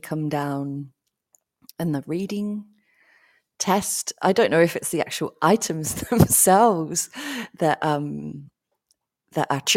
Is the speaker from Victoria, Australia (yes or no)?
yes; Melbourne, Victoria, Australia; I'm from Melbourne